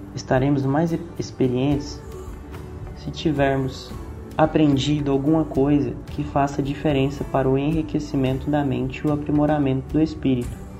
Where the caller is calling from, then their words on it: Goiânia, Goiás, Brazil; eu falo de Goiânia